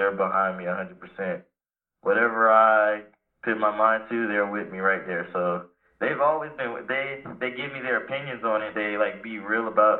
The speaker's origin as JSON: {"language": "English", "town": "Clearwater", "region": "Florida", "country": "United States", "tie": "born or raised there", "said": "where I grew up down here in Clearwater"}